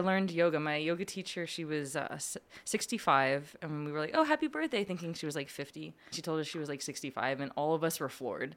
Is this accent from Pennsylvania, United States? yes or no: yes; Lebanon, Pennsylvania, United States; moved away as an adult; born and raised in Lupnan, P A. And I went to Cedarcrest